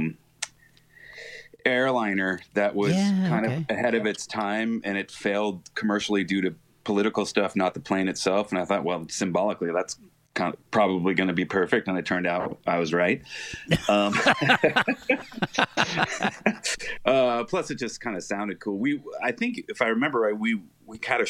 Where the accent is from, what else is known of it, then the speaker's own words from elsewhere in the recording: Bay Area, Northern California, United States; I grew up in the Bay Area in Northern California